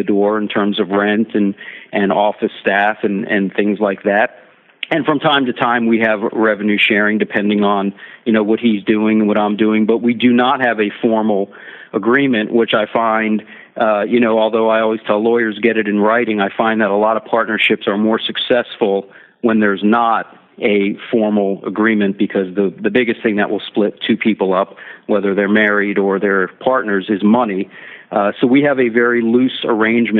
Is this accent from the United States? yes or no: yes; Miami, Florida, United States; I was born and raised in Miami